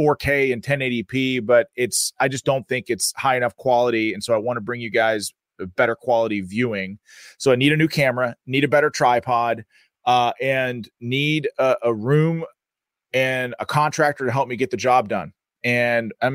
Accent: Pennsylvania, United States; my home state of Pennsylvania

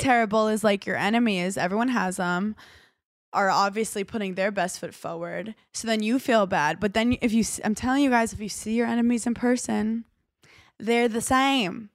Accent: New York City, New York, United States; moved away; I'm a girl from Brooklyn

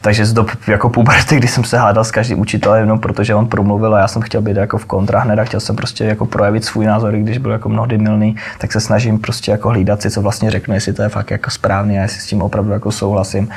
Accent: Ostrava, Moravian-Silesian Region, Czechia; moved away as an adult; now in Prague, Czechia; já jsem prostě z Ostravy, půlka mý rodiny prostě, eh, chlapský část jako f-, farala do dolů

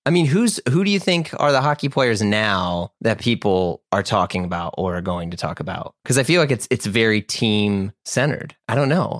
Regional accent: St. Louis, Missouri, United States; I grew up in Saint Louis

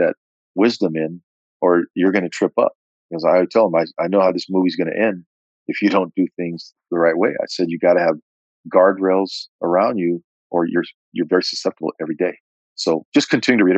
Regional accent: California, United States; here I am from California

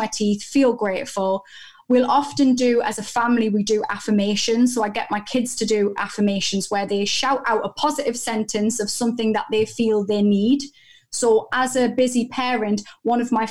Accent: United Kingdom; I'm so British

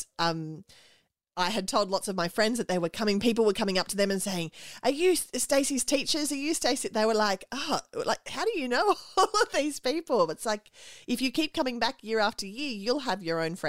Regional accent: Australia

